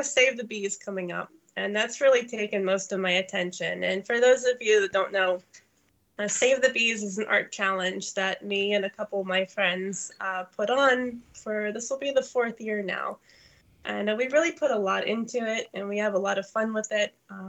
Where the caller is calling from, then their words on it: Pennsylvania, United States; I'm in Northwest Pennsylvania, kind of in the middle of nowhere. If you drive an hour south of Lake Erie, that's about where I'll be.